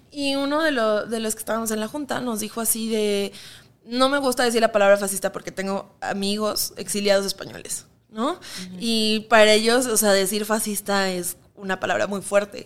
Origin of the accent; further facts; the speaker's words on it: Mexico; nos vemos como mexicanos